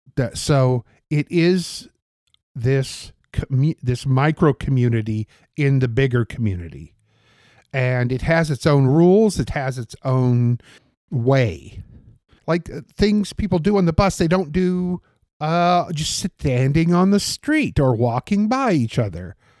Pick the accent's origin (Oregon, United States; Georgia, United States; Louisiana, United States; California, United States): Oregon, United States; Portland; I grew up on forty-sixth and Ainsworth